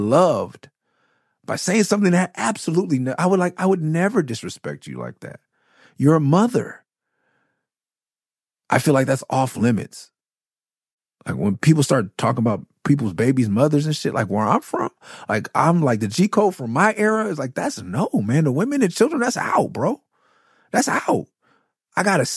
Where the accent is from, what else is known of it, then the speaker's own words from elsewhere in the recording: Los Angeles, California, United States; I'm from L.A. from Miss City, from Cloverdale, from Okie Talk Crip.